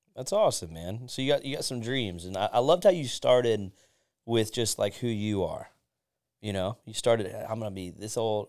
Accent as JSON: {"language": "English", "area": "Pinellas County", "region": "Florida", "country": "United States", "tie": "born or raised there", "said": "I was born and raised in Pinellas"}